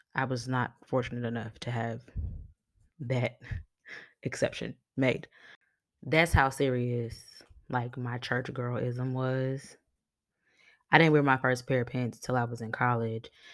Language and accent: English; New York City, New York, United States; I grew up in New York City